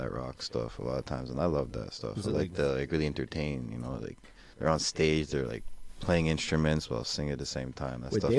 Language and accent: English; Montreal, Quebec, Canada; I was born in Montreal. Was in the West Island most of my life, DDO area, you know, Bucktown.